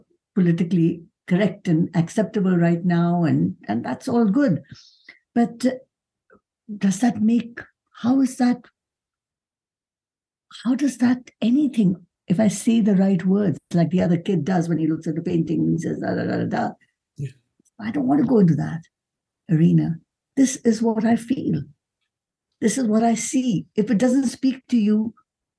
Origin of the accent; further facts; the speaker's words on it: India; now in Canada; I feel as an immigrant to Canada, I mean, I'm a Canadian citizen, but I was born and brought up in India.